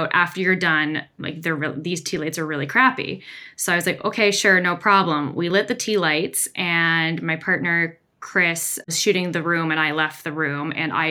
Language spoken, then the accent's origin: English; Newmarket, Ontario, Canada; Newmarket, Ontario, Canada